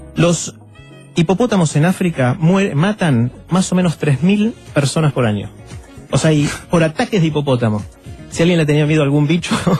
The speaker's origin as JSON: {"language": "Spanish", "country": "Argentina", "said": "somos unos 40 millones en la Argentina"}